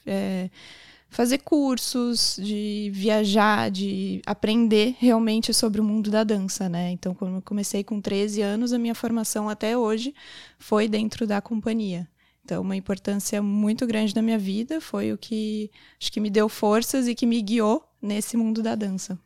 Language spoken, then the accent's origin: Portuguese; Garopaba, Santa Catarina, Brazil; also born or lived in São Paulo; E aqui é, continuei com a dança aqui em Garopaba também